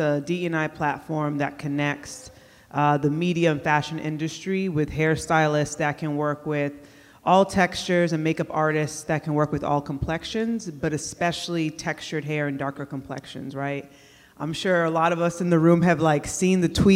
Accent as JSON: {"language": "English", "town": "Worcester", "region": "Massachusetts", "country": "United States", "tie": "born or raised there", "said": "I grew up in Worcester, Massachusetts. It's right outside of Boston"}